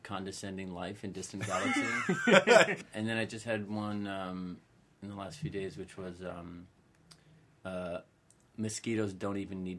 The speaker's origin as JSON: {"language": "English", "town": "Ridley Township", "region": "Pennsylvania", "country": "United States", "tie": "born or raised there", "said": "my hometown, Ridley Township"}